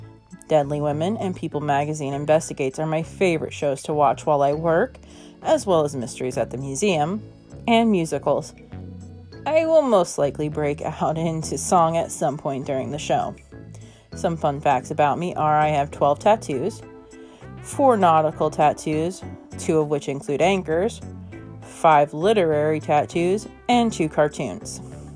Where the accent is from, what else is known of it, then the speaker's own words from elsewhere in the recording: Iowa, United States; I hail from Iowa, the Hawkeye State, but I do not live on a farm. I live in the second largest city in the state and home of the Crunchberry Tree.